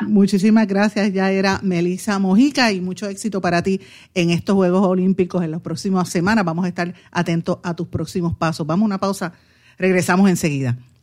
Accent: Guaynabo, Puerto Rico; yo soy de Guaynabo.

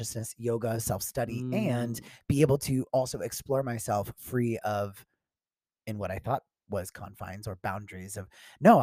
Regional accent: Tampa, Florida, United States; I grew up in Florida.

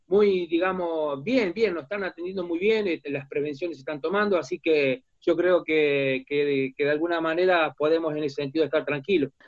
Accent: Argentina; moved away as an adult; now in San Jose, United States; como argentino, como sudamericano

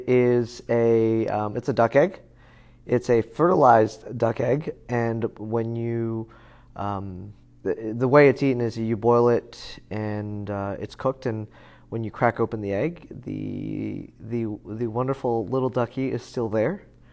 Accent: Taipei, Taiwan; born there; I was born in, that's an interesting story. I was born in the back of a military police Jeep.

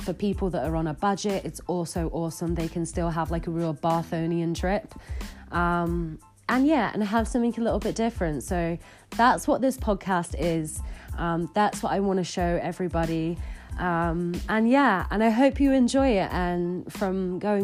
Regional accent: Bristol, South West England, United Kingdom; moved away as an adult; now in Bath, United Kingdom; growing up in Bristol

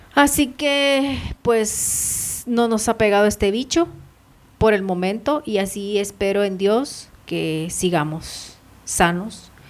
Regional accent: El Salvador; born or raised there; now in Guatemala

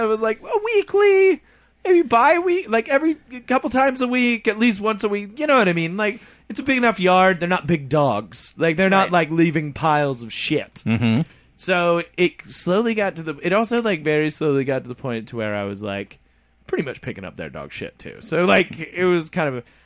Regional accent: Midwest, United States; We're from the Midwest

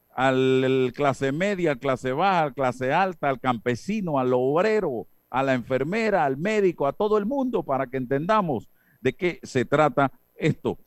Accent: Panama; como sociedad panameña

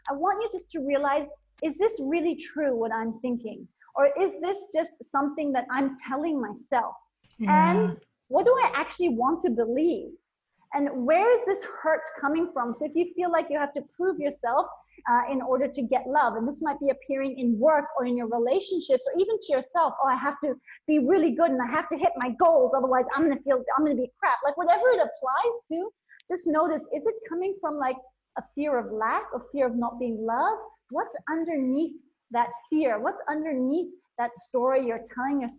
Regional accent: India; also born or lived in Bangkok, Thailand / Nepal; So I was born in Thailand, in Bangkok. I grew up in India and Nepal. I went to boarding school in India.

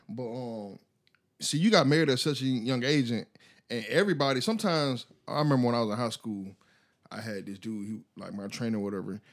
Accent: United States; I am American.

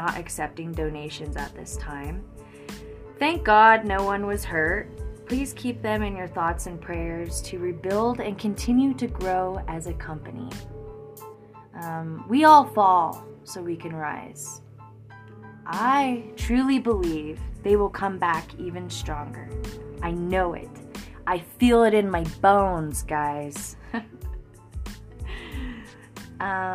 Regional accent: Florence, Colorado, United States; moved away; my hometown, Florence, Colorado

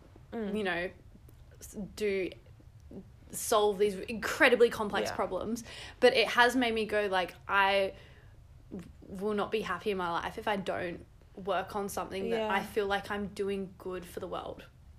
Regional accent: Adelaide, South Australia, Australia; moved away; also born or lived in Canberra; I'm from Adelaide originally.

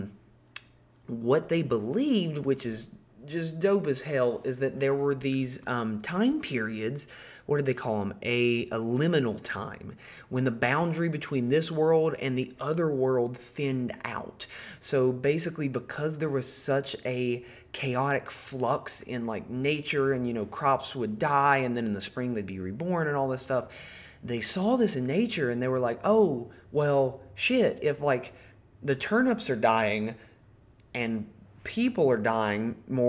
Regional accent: Appalachia, United States; because I'm from Appalachia, and that's like a big part of this region in the U.S.

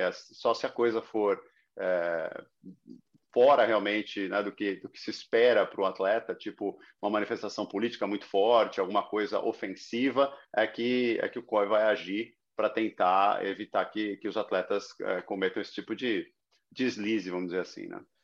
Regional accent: Brazil; now in Miami, United States; sou brasileiro

